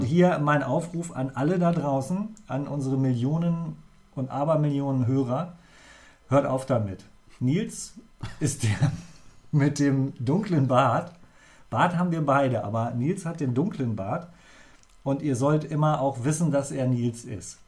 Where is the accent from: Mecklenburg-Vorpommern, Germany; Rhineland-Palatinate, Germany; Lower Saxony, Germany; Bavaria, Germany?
Lower Saxony, Germany; near Göttingen; now in Bremen, Germany; Ich habe in der Nähe von Göttingen bin ich groß geworden